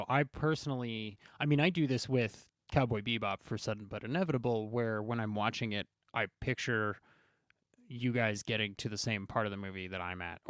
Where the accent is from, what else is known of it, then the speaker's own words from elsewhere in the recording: Queens, New York, United States; I always say, I'm from Queens.